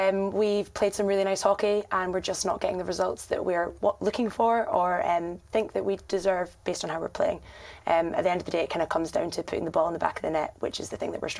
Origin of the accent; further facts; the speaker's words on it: Scotland, United Kingdom; accent: Scottish; moved away as an adult; also born or lived in Durham; now in Kent, United Kingdom; So I am from Scotland, you might have guessed by the accent. I went to university in Durham